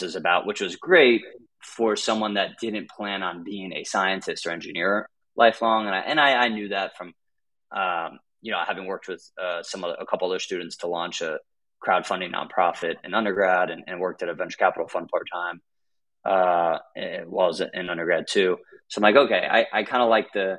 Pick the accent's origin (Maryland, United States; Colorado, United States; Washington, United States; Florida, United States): Florida, United States; Gainesville; moved away as an adult; also born or lived in Brown University, Rhode Island; I grew up in North Central Florida in a small college town called Gainesville.